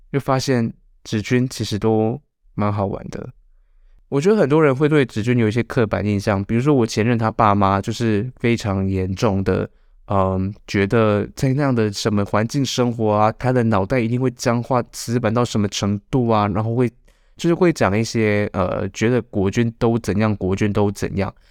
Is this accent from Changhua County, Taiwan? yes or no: yes; Changhua County, Taiwan; 我这个彰化人也留在马祖了